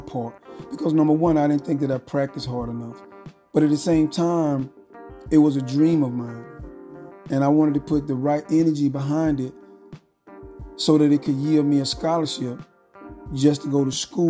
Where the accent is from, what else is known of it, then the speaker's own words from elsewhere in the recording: Phenix City, Alabama, United States; I grew up in Frederick Douglass Apartments in Phenix City, Alabama